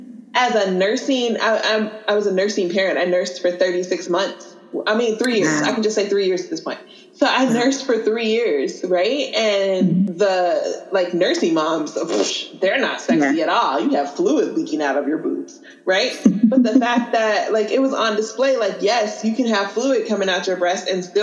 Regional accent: College Park, United States; And I come from College Park, so, you know, some lower socioeconomic status, yada, yada, yada.

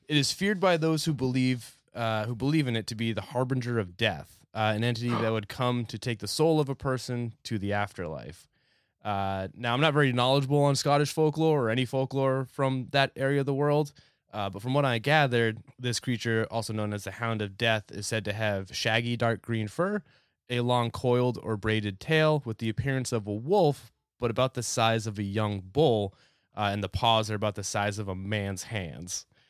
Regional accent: New Hampshire, United States; I grew up in New Hampshire

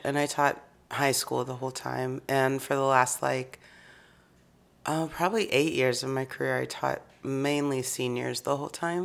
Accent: Kansas City, United States; moved away as an adult; now in Chicago, United States; I grew up in Kansas City

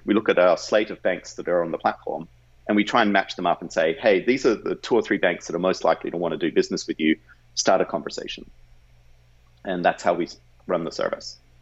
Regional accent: Australia; moved away as an adult; now in United States; I grew up in Australia

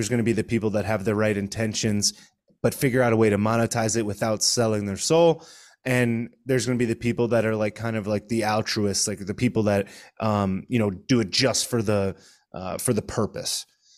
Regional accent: Connecticut, United States; I'm originally from Connecticut. I live in South Florida

